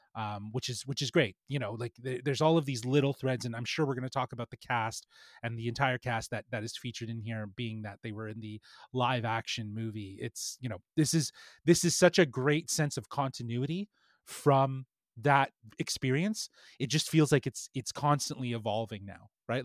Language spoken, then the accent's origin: English; Toronto, Ontario, Canada; we're from Toronto